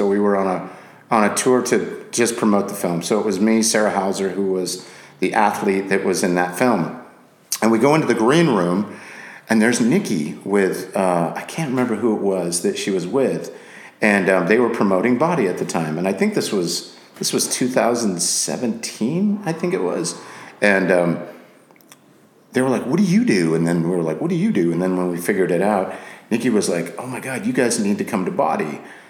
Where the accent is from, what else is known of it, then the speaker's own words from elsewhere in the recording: Scotland, United Kingdom; also born or lived in Japan / England / Guam; now in United States; So I was born in Japan, raised in Scotland, England, moved to the States. We were in Guam.